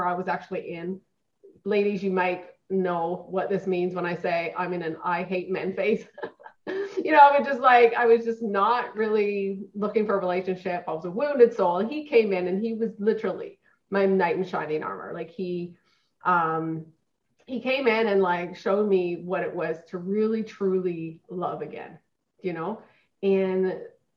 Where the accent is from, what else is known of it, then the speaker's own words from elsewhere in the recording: Newfoundland and Labrador, Canada; now in Edmonton, Canada; I was born and raised in Newfoundland